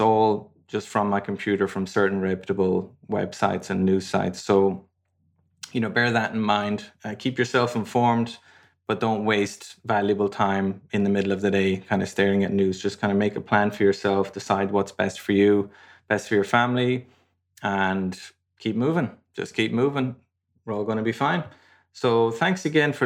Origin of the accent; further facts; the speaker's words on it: Ireland; moved away; also born or lived in London, United Kingdom / Madrid, Spain; I'm from Ireland originally. I lived in London for many years. I lived in Madrid, Spain for many years.